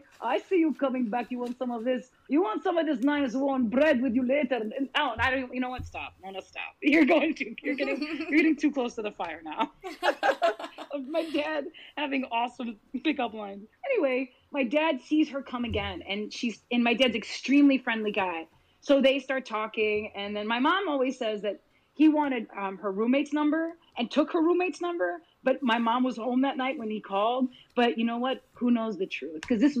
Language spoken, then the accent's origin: English; Palestine; is it to be a Palestinian and have comedy? It's in my DNA.